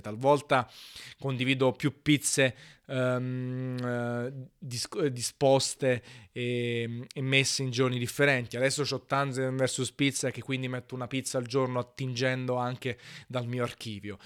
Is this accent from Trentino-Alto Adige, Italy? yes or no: no; Naples, Campania, Italy; in quanto napoletano